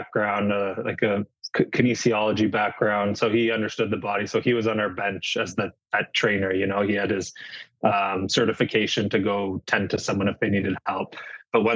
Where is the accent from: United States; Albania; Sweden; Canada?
Canada; St. Catharines, Ontario; moved away as an adult; growing up in St. Catharines playing hockey was unbelievable